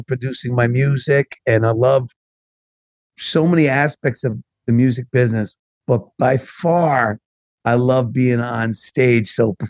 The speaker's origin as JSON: {"language": "English", "region": "New York area", "country": "United States", "accent": "East Coast"}